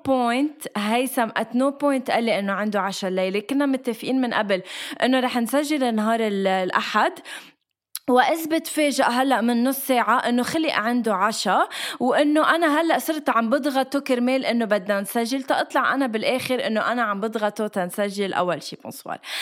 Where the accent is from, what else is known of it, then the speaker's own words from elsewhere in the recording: Lebanon; moved away as an adult; now in Dubai, United Arab Emirates; اني جيت من لبنان من المصايب اللي فيه وجيت على دبي